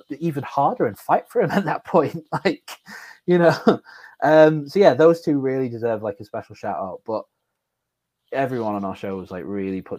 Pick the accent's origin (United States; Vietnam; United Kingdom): United Kingdom; Morecambe, North West England; moved away as an adult; I didn't live in Morecambe anymore because I'm from Morecambe.